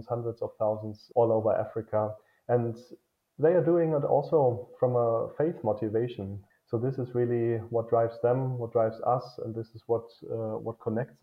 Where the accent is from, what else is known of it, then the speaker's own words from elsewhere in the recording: Germany; for me as a German